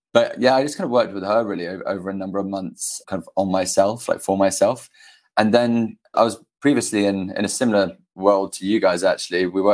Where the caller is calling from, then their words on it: New York City, New York, United States; I'm calling in from New York City.